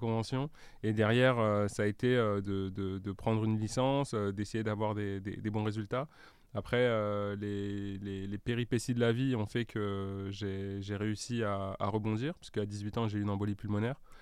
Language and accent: French; Paris, Île-de-France, France; j'ai grandi à Paris, mhm. euh, dans le 15e